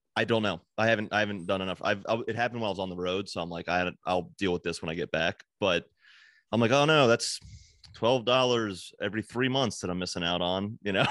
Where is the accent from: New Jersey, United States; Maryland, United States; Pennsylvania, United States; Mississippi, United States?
Maryland, United States; Hagerstown; moved away; also born or lived in New York; I'm, like, back in my hometown of Hagerstown, Maryland, living with my parents